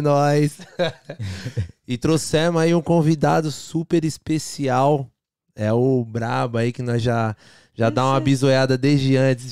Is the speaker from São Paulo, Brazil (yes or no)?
yes; São Bernardo do Campo, São Paulo, Brazil; moved away; A gente sai de São Bernardo, a gente morava na divisa, São Bernardo com Diadema.